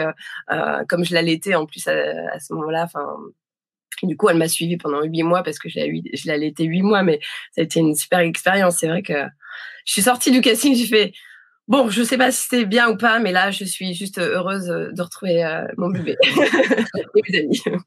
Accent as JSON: {"language": "French", "town": "Dunkirk", "region": "Hauts-de-France", "country": "France", "tie": "born or raised there", "moved": "yes", "said": "je suis née, euh, je suis née à Dunkerque, j'ai grandi là-bas"}